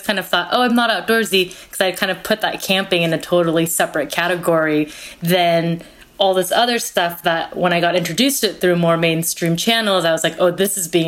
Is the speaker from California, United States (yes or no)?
yes; California, United States; also born or lived in Korea; My family immigrated from Korea to the United States when I was 4 and a half, and I grew up in California, and so my family went camping all the time.